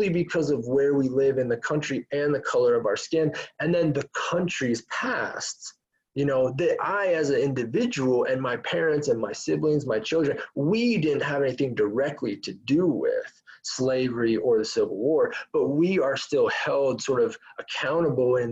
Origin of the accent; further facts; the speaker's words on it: United States; most of us white Americans